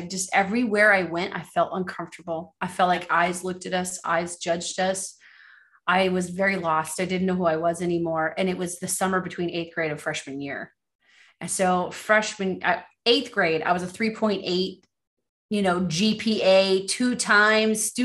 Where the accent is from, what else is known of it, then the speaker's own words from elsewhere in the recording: Los Angeles, California, United States; being born and raised in Los Angeles, California